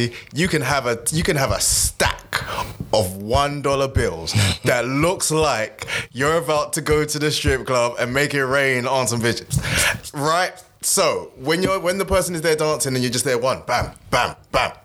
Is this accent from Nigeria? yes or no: yes; Nigeria; As a Nigerian